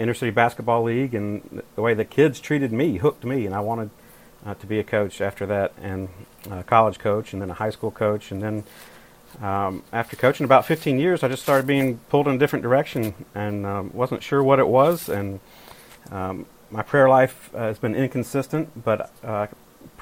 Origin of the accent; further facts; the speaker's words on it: North Carolina, United States; I grew up in North Carolina